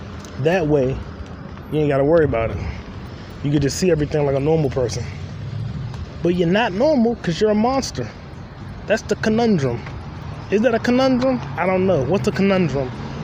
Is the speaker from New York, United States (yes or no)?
yes; New York, United States; I got a deep voice. I'm from New York.